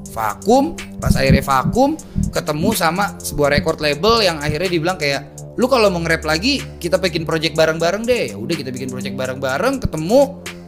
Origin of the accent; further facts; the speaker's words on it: Jakarta, Indonesia; gue akhirnya balik lagi ke kampung halaman